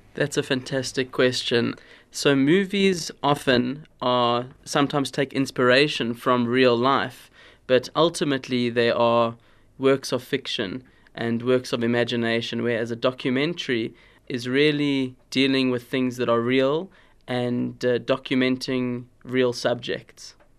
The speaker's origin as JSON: {"language": "English", "town": "Cape Town", "region": "Western Cape", "country": "South Africa", "tie": "born or raised there", "said": "I grew up in Cape Town"}